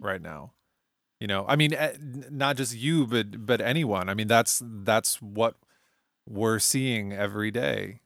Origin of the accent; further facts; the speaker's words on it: United States; I'm an American